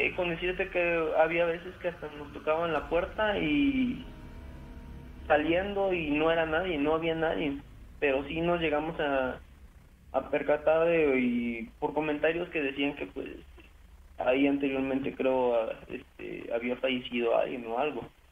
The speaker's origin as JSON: {"language": "Spanish", "town": "Córdoba", "region": "Veracruz", "country": "Mexico", "said": "yo soy de allá de Córdoba también"}